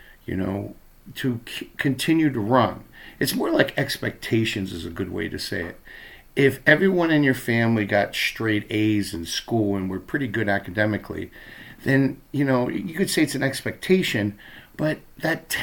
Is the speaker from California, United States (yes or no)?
no; Baltimore, Maryland, United States; moved away as an adult; now in Minnesota, United States; when I was a kid growing up in Baltimore